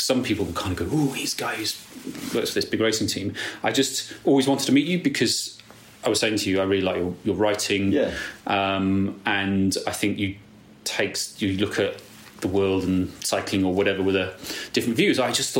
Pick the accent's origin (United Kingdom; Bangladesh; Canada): United Kingdom; England; particularly being English, a lot of social barriers and this apologetic thing.